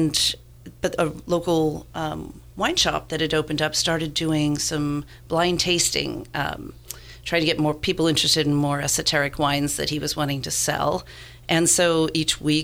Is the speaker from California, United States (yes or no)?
yes; Napa, California, United States; moved away; I grew up in Napa, but my family were teetotal